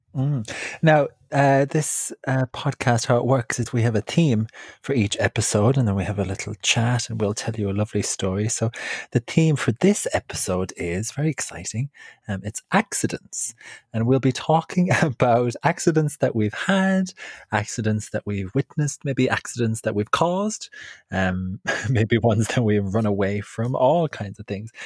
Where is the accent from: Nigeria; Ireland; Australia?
Ireland; now in London, United Kingdom; I'm um, from Ireland.